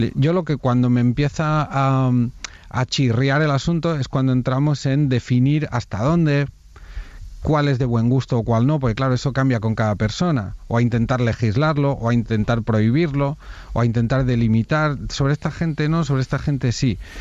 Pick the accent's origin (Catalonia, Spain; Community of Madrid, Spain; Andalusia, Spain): Catalonia, Spain; Cardona; Yo soy de Cardona